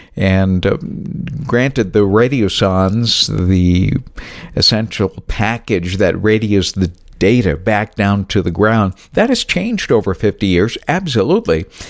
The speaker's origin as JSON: {"language": "English", "town": "New Bedford", "region": "Massachusetts", "country": "United States", "tie": "born or raised there", "said": "my hometown of New Bedford, Massachusetts"}